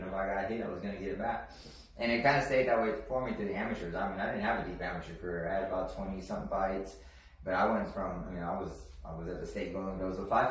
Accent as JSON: {"language": "English", "town": "Corpus Christi", "region": "Texas", "country": "United States", "tie": "born or raised there", "also_born_or_lived": "Huntsville, Texas / Cut and Shoot, Texas / Houston, Texas", "moved": "as an adult", "said": "I'm from Corpus Christi, Texas, and raised"}